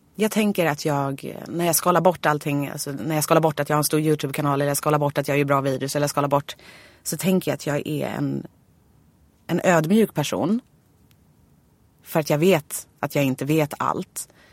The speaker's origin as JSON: {"language": "Swedish", "town": "Nynäshamn", "region": "Stockholm County", "country": "Sweden", "tie": "born or raised there", "said": "jag var ju från Nynäshamn"}